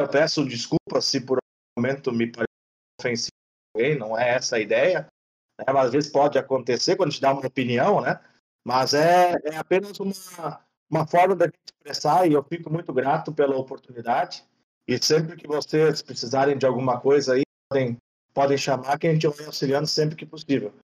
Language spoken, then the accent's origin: Portuguese; Brazil; sou brasileiro